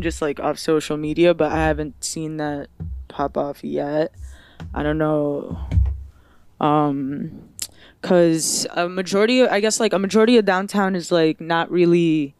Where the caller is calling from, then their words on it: Detroit, Michigan, United States; I'm live from Detroit, Michigan. Second time on the podcast.